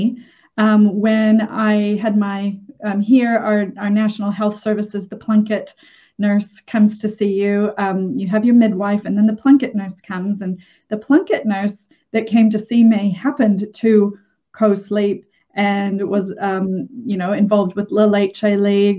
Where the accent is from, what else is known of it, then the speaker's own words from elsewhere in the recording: Minnesota, United States; Growing up in Minnesota in the 70s